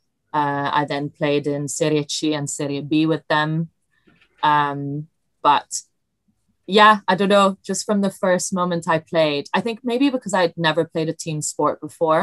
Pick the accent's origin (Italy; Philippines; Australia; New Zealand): Italy; Milan, Lombardy; English is a second language; moved away as an adult; now in London, United Kingdom; I grew up in Italy, but I went to a British school in Italy